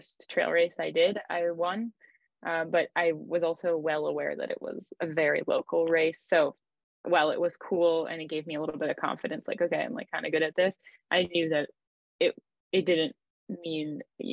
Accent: Maine, United States; moved away as an adult; also born or lived in New Hampshire / Zurich, Switzerland; now in France; I grew up in Maine, and I just grew up playing a lot of team sports

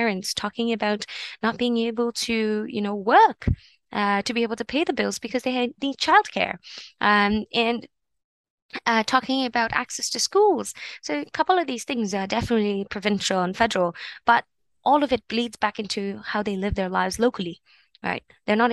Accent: Toronto, Ontario, Canada; I grew up here in Parkdale, heart of Parkdale

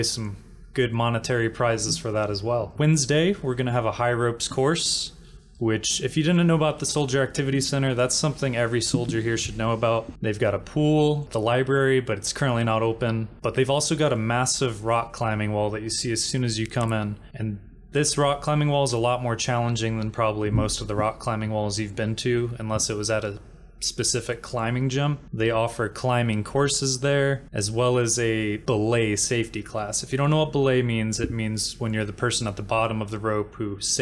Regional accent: Tampa, Florida, United States; moved away as an adult; now in Fort Bliss, United States; I grew up in Tampa, Florida

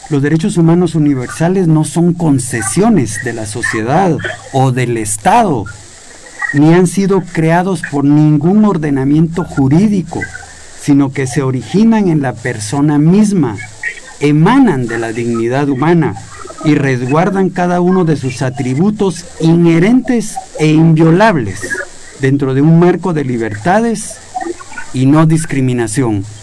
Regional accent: Guatemala; Señor Procurador, ¿qué se cumple y qué no se cumple de todos estos derechos que tenemos como guatemaltecos?

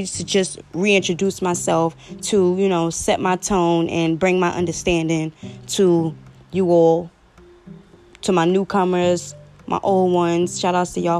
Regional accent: New York City, New York, United States; I'm a podcaster from Brooklyn, New York.

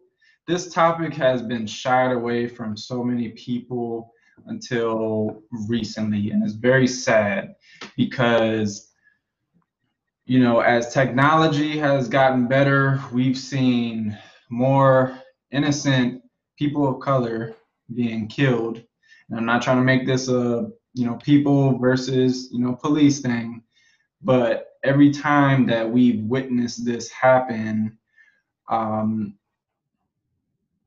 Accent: Prince George's County, Maryland, United States; moved away; also born or lived in New York City / Southwestern Virginia; I grew up in Prince George's County, Maryland for a large period of time

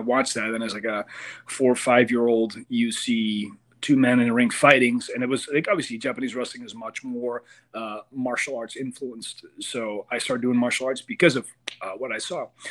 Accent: Amsterdam, North Holland, Netherlands; moved away as an adult; now in United States; I come from I come from Amsterdam, and Netherlands, really small country, does not have a lot of wrestling.

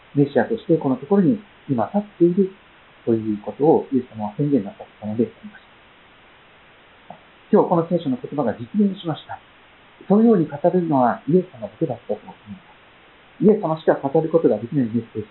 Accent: Kochi, Japan; accent: Tosa dialect; moved away; 私もこの前、コーチに帰ってきて、いきなり土佐弁の中でですね、入ってこう、なんか、私はここで生まれ育ったんだな

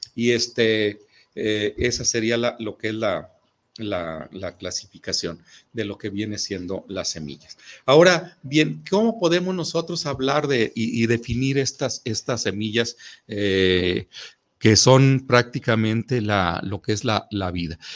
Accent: Mexico; nosotros como mexicanos

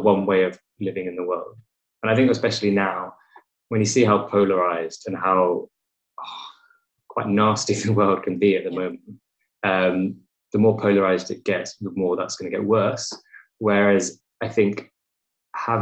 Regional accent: England, United Kingdom; I was born in England and I've grown up in England my entire life

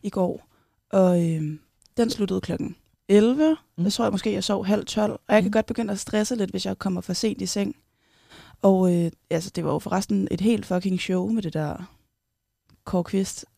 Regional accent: Kerteminde, Southern Denmark, Denmark; also born or lived in Copenhagen; now in Aarhus, Denmark; jeg er vokset op på, eller i Kærteminde på Fyn

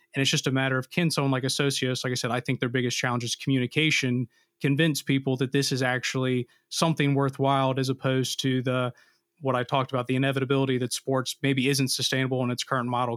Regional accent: United States; as an American, you know, being a non-Brit

